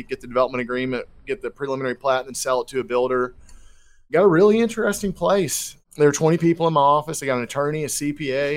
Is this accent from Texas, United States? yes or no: yes; Texas, United States; born and raised in Texas, lived all across the state